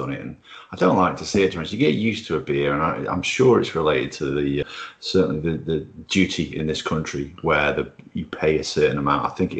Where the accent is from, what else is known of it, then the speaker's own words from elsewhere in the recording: Wales, United Kingdom; I'm Welsh. I'm followed Wales.